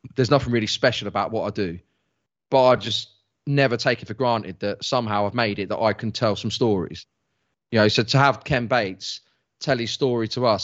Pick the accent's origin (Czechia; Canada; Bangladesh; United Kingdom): United Kingdom; England; I'm English.